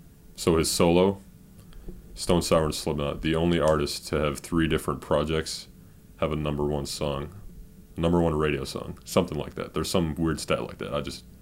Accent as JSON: {"language": "English", "town": "Cleveland", "region": "Ohio", "country": "United States", "tie": "born or raised there", "said": "I was born in Cleveland"}